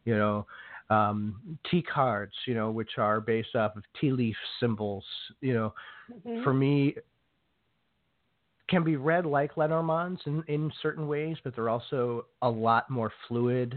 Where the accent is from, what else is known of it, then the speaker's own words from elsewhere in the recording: Ireland; I'm an Irishman.